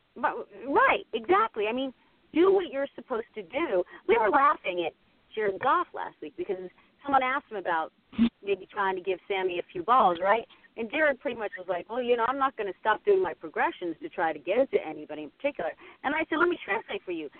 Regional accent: Pittsburgh, Pennsylvania, United States; now in Los Angeles, United States; I grew up in Pittsburgh

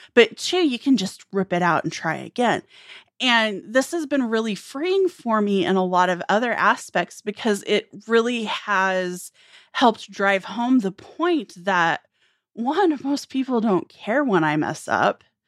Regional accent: United States; rural America, which I can speak to, you know, my hometown was fewer than a thousand people.

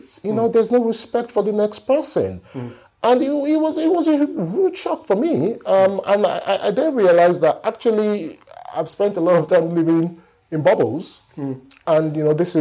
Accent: Nigeria; moved away as an adult; also born or lived in Kaduna, Nigeria; now in London, United Kingdom; I moved here when I was 28 years old, so my formative years, you know, was in Nigeria.

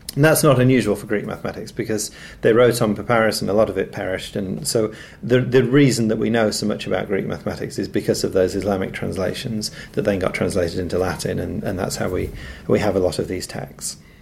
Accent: Nottingham, East Midlands, United Kingdom; I'm from Nottingham

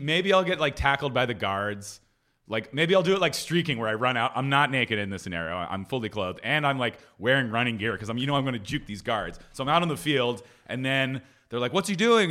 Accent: Philadelphia, Pennsylvania, United States; moved away; I grew up in Philly going to Surly sandwich shops

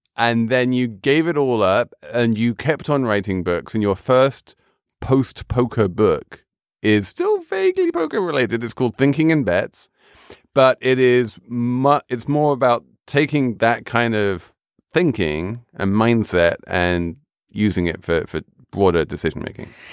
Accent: London, United Kingdom; as a Londoner

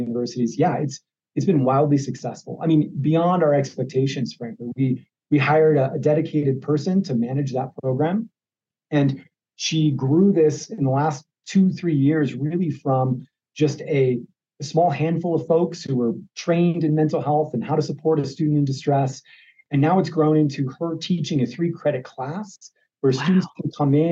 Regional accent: Ohio, United States; now in Arizona, United States; I grew up in Ohio, so there's a part of me that's traditionally an Ohio State Buckeye fan.

